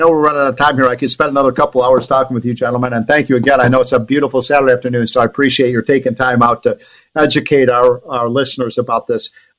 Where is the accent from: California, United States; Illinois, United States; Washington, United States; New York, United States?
Illinois, United States; my home state of Illinois.